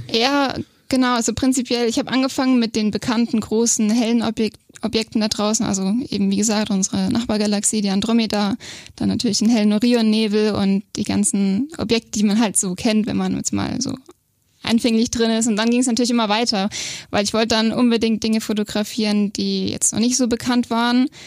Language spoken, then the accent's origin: German; Bobingen, Bavaria, Germany; also born or lived in Augsburg; geboren in Augsburg, aber aufgewachsen in Bobingen